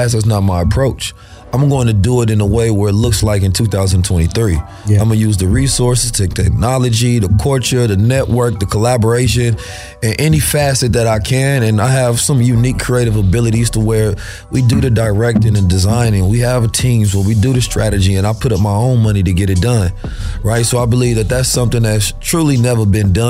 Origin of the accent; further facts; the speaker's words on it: Oakland, California, United States; also born or lived in St. Louis, Missouri; I'm born in St. Louis though, raised in Oakland. I left when I was two, so I went back and forth, you understand, between Oakland and St. Louis